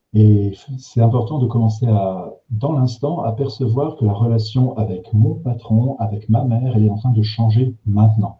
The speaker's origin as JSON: {"language": "French", "area": "the North", "region": "Nord", "country": "France", "said": "moi, je suis du Nord"}